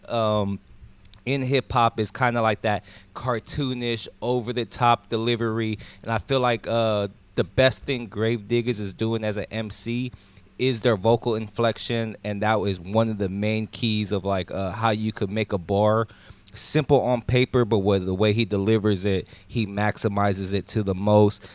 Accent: California, United States; I'm from the West Coast. I'm from Cali

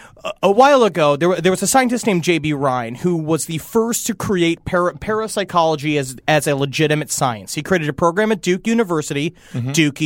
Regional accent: Ireland; I'm quite Irish.

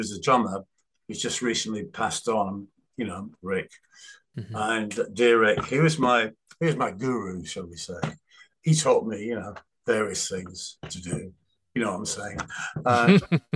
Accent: Manchester, North West England, United Kingdom; moved away as an adult; also born or lived in London; I'm from Manchester

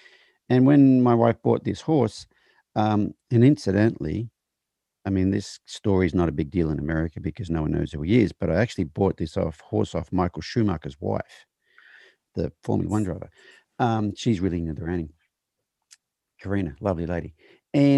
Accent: Australia; moved away as an adult; now in United States; I'm from Australia

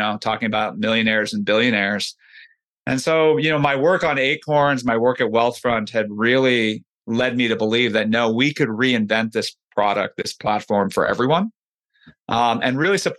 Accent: California, United States; You know, I grew up in the Bay Area.

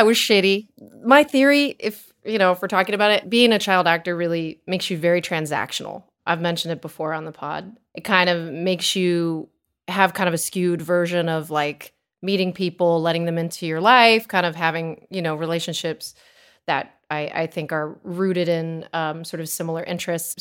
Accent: Connecticut, United States; I grew up in Connecticut

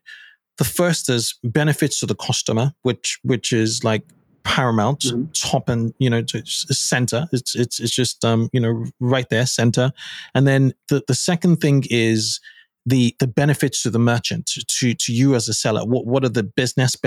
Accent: Lagos, Nigeria; I grew up in Nigeria in Lagos

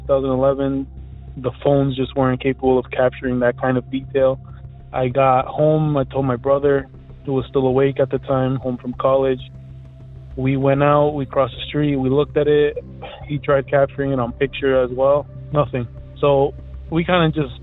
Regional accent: Elizabeth, New Jersey, United States; I'm from Elizabeth, New Jersey

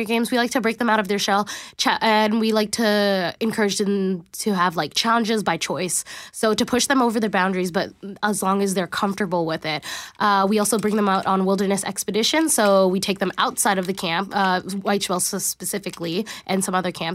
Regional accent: Richmond, British Columbia, Canada; I'm originally from Richmond, BC. So that's like right beside Vancouver

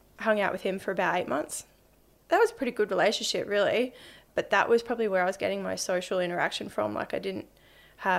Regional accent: Brisbane, Queensland, Australia; Yeah, I grew up in Brisbane. Grew up on the north side.

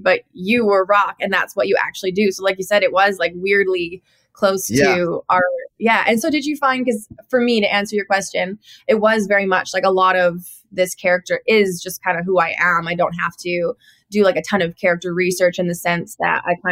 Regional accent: Cloverdale, British Columbia, Canada; moved away as an adult; also born or lived in Nashville; now in Los Angeles, United States; I grew up in Cloverdale, which is a rodeo town in BC

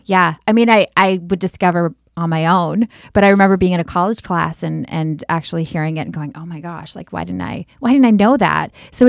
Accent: Minnesota, United States; I grew up in Minnesota.

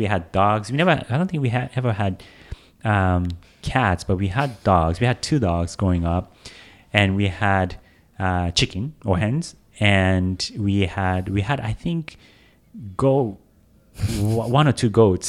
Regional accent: Japan; also born or lived in Tokyo; I come from Japan. I was born in Tokyo, but pretty quickly after my brother and I, I'm a twin.

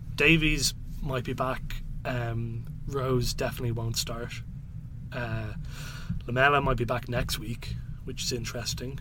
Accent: Ireland; I'm Irish

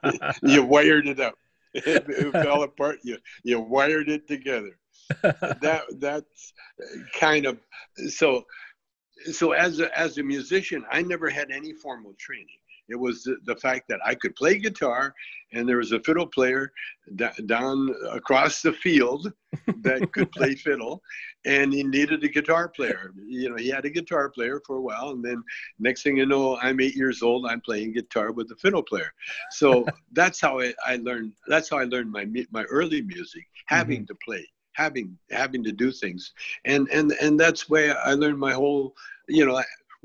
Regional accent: Calgary, Alberta, Canada; moved away as an adult; When I grew up in Calgary, if I wanted to go to the beach, we had to drive like, 200 miles to Sylvan Lake

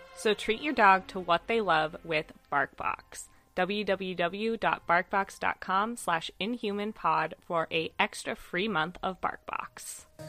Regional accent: California, United States; my hometown where I grew up. It's not where I live now

